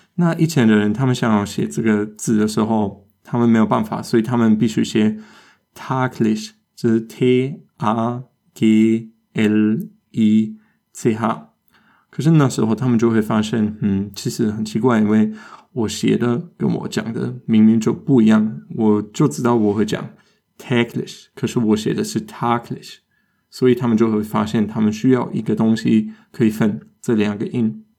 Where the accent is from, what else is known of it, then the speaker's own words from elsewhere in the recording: Germany; 这我们德国人也有时候搞错